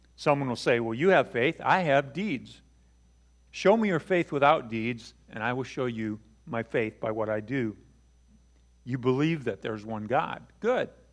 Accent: Buchanan, Michigan, United States; I grew up in Buchanan, but I have some roots in South Bend on my mom's side

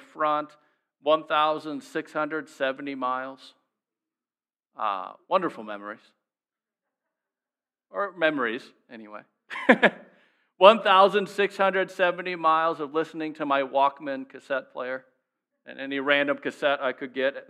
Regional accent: Minnesota, United States; we would start in my home state, we'd start in Minnesota, in my parents' driveway

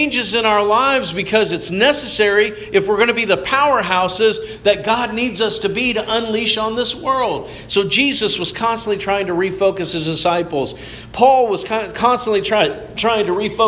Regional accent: Dallas, Georgia, United States; we're from a suburb of Atlanta

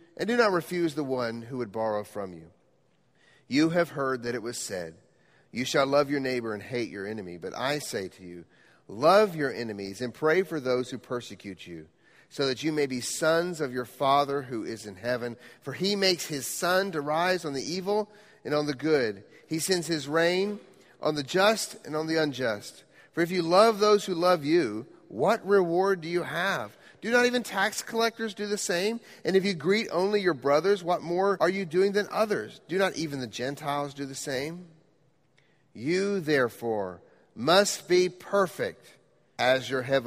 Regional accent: Quito, Pichincha, Ecuador; moved away; I grew up in Quito, Ecuador.

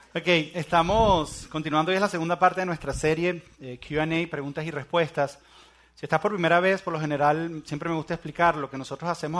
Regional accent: Venezuela; moved away; yo soy venezolano

